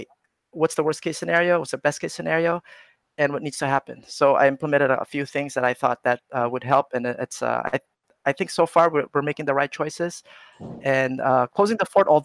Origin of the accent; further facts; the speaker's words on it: California, United States; moved away; I grew up in California, so I was going to college in California